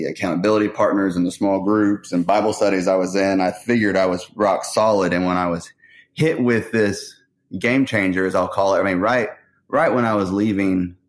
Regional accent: Austin, Texas, United States; I grew up in North Austin

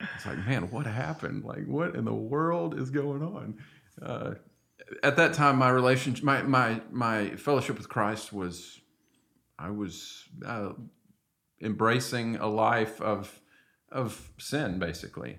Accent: Arkansas, United States; moved away; I'm from Arkansas

